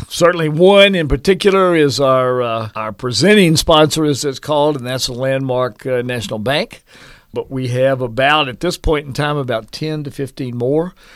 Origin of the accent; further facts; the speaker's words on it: Marietta, Georgia, United States; moved away as an adult; also born or lived in Hawaii; now in Manhattan, Kansas, United States; My dad worked for Lockheed in, uh, in Marietta, Georgia, outside of Atlanta